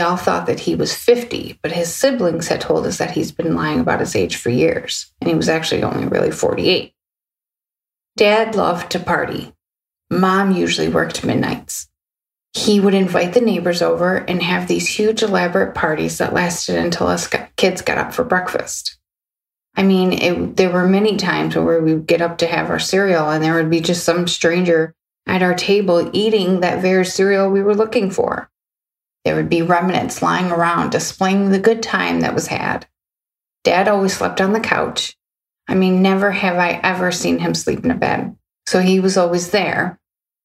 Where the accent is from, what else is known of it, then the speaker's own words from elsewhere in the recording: Ferndale, Michigan, United States; also born or lived in Hazel Park, Michigan; I grew up in Ferndale, Michigan, and we moved to the neighboring city as well, Hazer Park